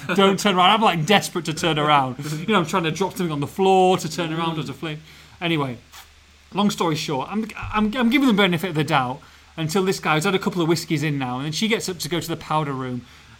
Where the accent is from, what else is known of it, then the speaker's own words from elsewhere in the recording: Edinburgh, Scotland, United Kingdom; We did a video, even though I was from Edinburgh.